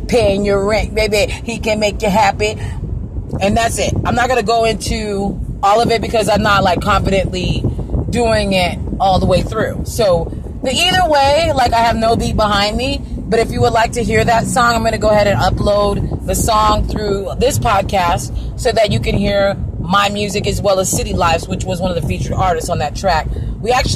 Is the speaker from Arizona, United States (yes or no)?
yes; Arizona, United States; born or raised there; also born or lived in California